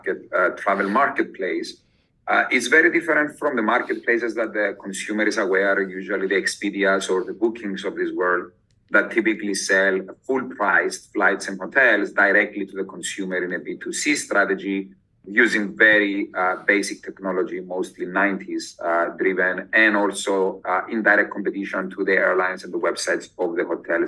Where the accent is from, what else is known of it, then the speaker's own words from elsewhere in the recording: Cyprus; moved away as an adult; also born or lived in London / Oxford; I am originally from Cyprus, which is a small island close to Greece.